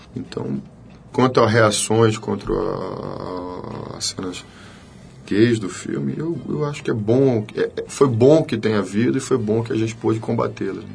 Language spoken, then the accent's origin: Portuguese; sertão of Bahia, Brazil; moved away; also born or lived in Salvador / Rio de Janeiro; eu venho né, do sertão da Bahia, que é um lugar onde eu cresci